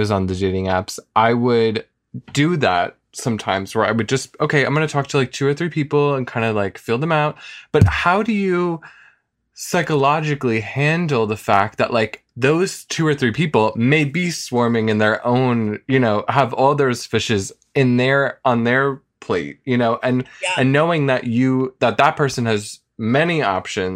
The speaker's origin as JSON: {"language": "English", "town": "New York City", "region": "New York", "country": "United States", "said": "being a New Yorker"}